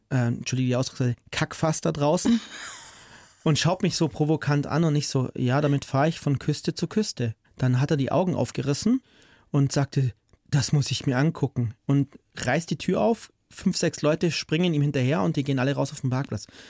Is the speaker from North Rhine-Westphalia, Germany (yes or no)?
no; Bavaria, Germany; ich komme aus Bayern